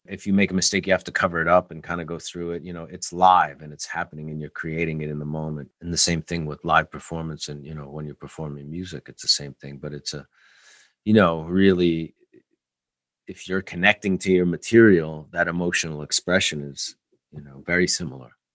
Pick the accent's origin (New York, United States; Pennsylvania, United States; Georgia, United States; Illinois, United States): New York, United States; as a New Yorker